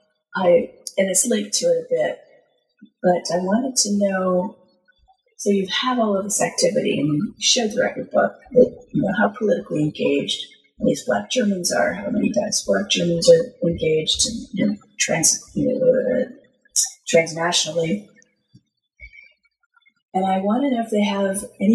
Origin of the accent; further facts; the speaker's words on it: United States; being an American